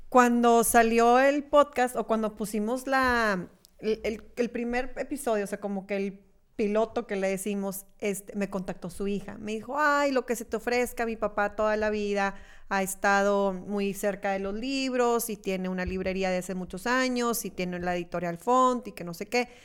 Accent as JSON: {"language": "Spanish", "town": "Monterrey", "region": "Nuevo León", "country": "Mexico", "said": "yo soy regia y amo ser regia"}